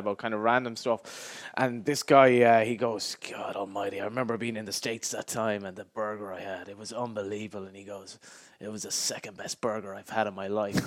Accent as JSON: {"language": "English", "town": "Galway", "region": "Connacht", "country": "Ireland", "said": "I'm from Galway"}